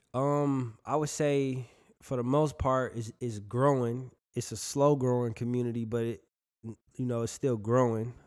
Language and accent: English; Milwaukee, Wisconsin, United States; now in Fort Myers, United States; I'm from Milwaukee, bro. Uh, Wisconsin. I'm from the Midwest.